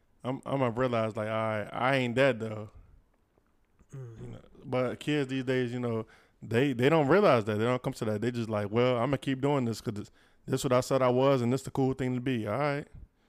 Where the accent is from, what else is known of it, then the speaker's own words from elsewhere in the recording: Broad Rock, Southside, Virginia, United States; I'm from Broad Rock on Southside